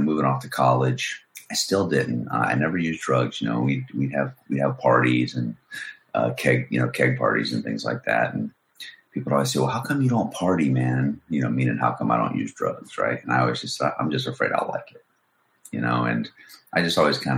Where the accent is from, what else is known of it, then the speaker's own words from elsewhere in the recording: Cocoa Beach, Florida, United States; also born or lived in Merritt Island, Florida / Gainesville, Florida; now in Jacksonville, United States; From the Cocoa Beach area, Cape Canaveral, you know, where the Rockets go up. And, yeah, man, I lived there until I was, you know, high school.